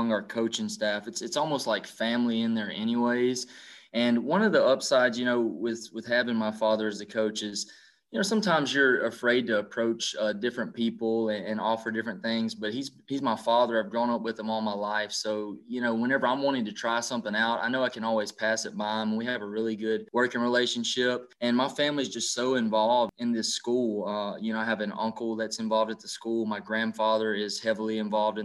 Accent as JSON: {"language": "English", "town": "Manny", "country": "United States", "tie": "born or raised there", "also_born_or_lived": "Hawaii", "said": "I'm from Manny, grew up here, went to school here"}